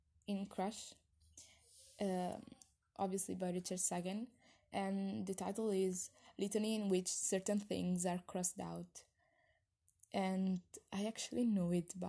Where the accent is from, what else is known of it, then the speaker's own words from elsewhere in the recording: Italy; I'm 20 and I'm from Italy